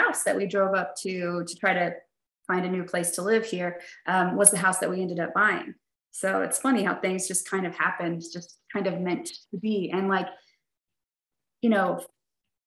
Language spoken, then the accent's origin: English; Dallas, Texas, United States; also born or lived in Poplar Bluff, Missouri; now in Fayetteville, United States; I grew up in Dallas